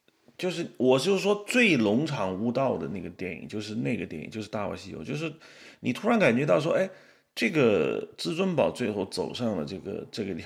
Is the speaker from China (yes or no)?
yes; China; 因为我是大陆人，你也是大陆人